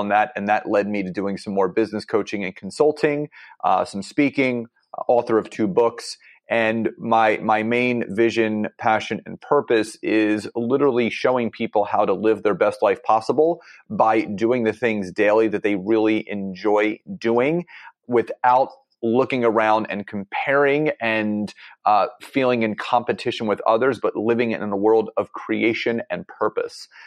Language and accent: English; Philadelphia, Pennsylvania, United States; I'm from Philadelphia, Pennsylvania